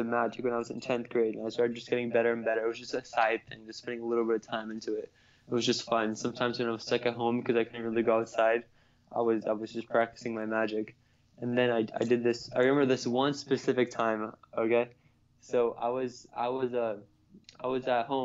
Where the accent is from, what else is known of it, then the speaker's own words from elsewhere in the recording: United States; my parents are from Pakistan, but I was born in America